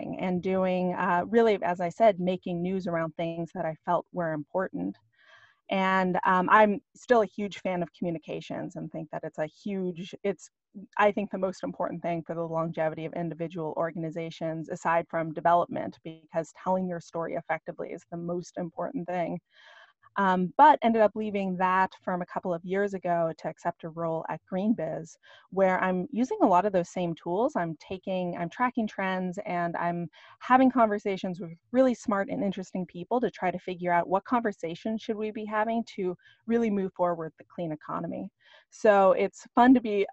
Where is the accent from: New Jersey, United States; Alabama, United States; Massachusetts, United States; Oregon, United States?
Oregon, United States; Ashland; moved away as an adult; also born or lived in Walla Walla, Washington; I grew up in Southern Oregon. And it's a little town called Ashland